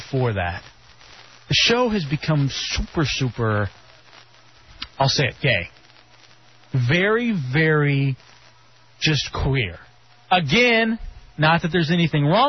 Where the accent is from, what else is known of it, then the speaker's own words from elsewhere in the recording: United States; I'm an American.